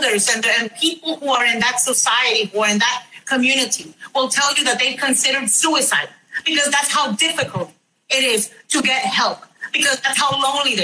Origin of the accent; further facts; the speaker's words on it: United States; I'm American